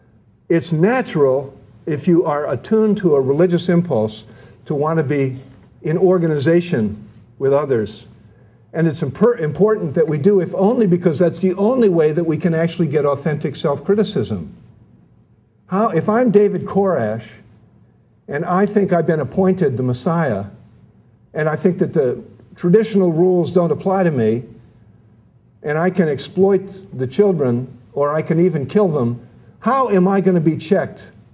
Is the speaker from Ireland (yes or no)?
yes; Ireland; Or as we Irish put it, we would rather have contention than loneliness.